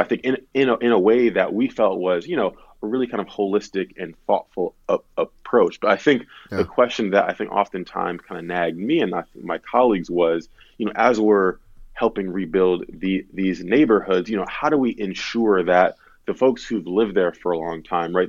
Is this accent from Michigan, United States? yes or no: yes; Detroit, Michigan, United States; moved away as an adult; also born or lived in East Coast; now in Detroit, United States; I grew up in the Detroit area